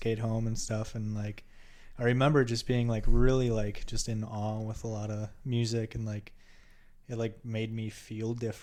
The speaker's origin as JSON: {"language": "English", "town": "Germantown", "region": "Wisconsin", "country": "United States", "tie": "born or raised there", "lives_now": "Milwaukee, United States", "said": "I was born here in Milwaukee on the north side, and I moved to Germantown when I was real young. Went to school up in Germantown, which is just like a suburb outside of Milwaukee"}